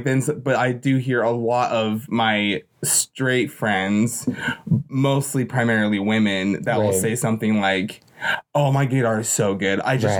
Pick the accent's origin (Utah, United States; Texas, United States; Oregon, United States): Utah, United States; living and growing up in Utah, a little bit away from Salt Lake City